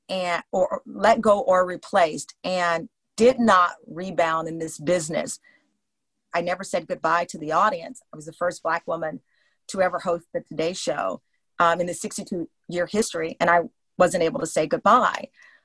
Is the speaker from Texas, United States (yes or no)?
yes; Luling, Texas, United States; I'm from Texas. I don't have that type of personality.